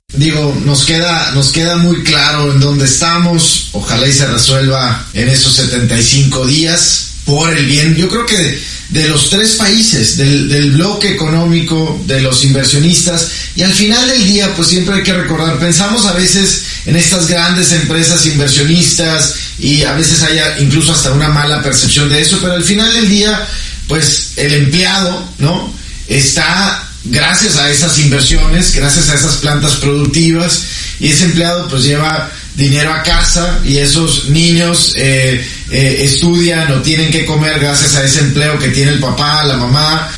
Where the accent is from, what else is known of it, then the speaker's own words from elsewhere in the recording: Mexico; nosotros como mexicanos en México